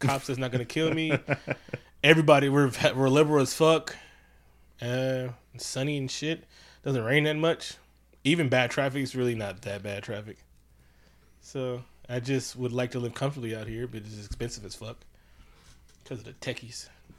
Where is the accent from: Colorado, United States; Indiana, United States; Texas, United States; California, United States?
California, United States; Oakland; also born or lived in Concord; I was born and raised in Oakland. Lived in Concord for 3 years, then moved back to Oakland. I've only ever lived in Oakland and Concord. Funny part, in Oakland, I've only ever lived in the 80s blocks.